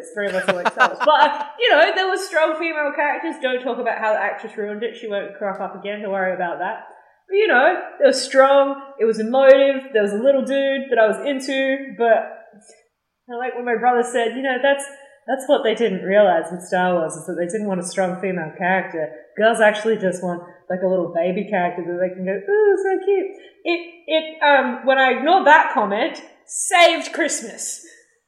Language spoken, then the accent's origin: English; Australia; we're from Australia